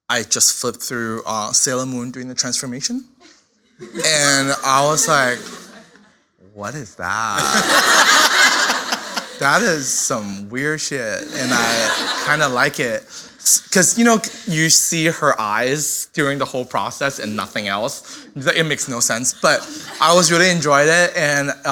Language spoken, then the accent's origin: English; Shenzhen, Guangdong, China; moved away; I'm from China. Uh, I'm from a city called uh, Shenzhen. It's uh, right next to Hong Kong, and it is only 10 years older than me.